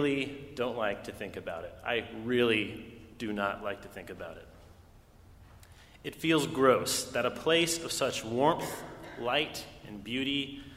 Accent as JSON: {"language": "English", "town": "Los Alamos", "region": "New Mexico", "country": "United States", "tie": "born or raised there", "said": "I was born in Los Alamos, New Mexico"}